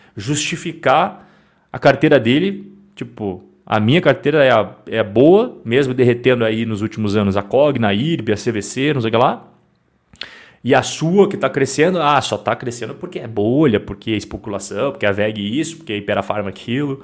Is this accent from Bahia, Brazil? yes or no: no; Curitiba, Paraná, Brazil; Eu não sou paulista, vocês sabem que eu não sou paulista. Eu sou nascido em Curitiba, capital do Paraná.